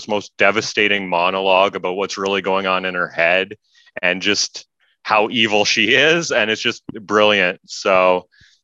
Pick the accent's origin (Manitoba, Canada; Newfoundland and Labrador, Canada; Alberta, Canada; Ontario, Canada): Ontario, Canada; Stratford; I grew up in Stratford, Ontario